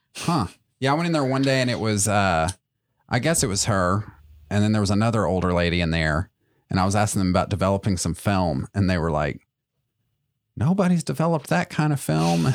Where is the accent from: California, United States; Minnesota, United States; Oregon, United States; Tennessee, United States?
Tennessee, United States; Chattanooga; I grew up in Chattanooga